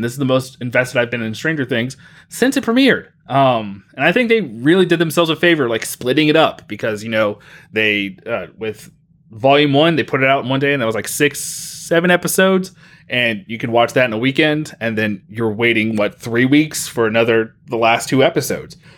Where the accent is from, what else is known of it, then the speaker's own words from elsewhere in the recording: Mobile, Alabama, United States; moved away; growing up in Mobile, Alabama, we had the Mobile Bay Bears